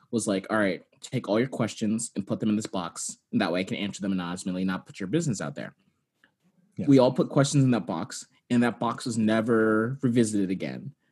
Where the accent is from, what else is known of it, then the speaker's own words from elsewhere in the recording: California, United States; I grew up in California